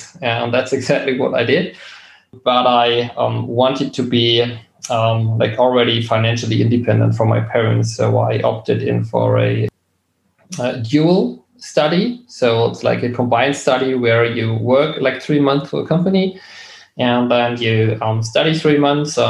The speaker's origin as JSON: {"language": "English", "region": "Berlin", "country": "Germany", "tie": "born or raised there", "said": "I was born and raised in Berlin"}